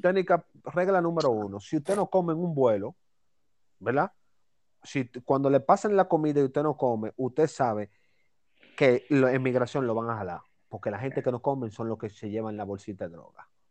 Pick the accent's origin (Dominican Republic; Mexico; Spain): Dominican Republic; yo soy dominicano